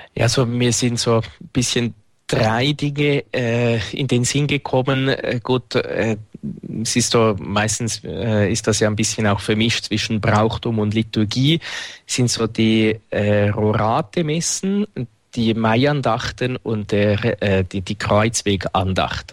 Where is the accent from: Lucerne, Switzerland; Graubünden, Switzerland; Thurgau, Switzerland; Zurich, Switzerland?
Zurich, Switzerland; Winterthur; Dort, wo ich aufgewachsen bin, gibt es das Albani-Fest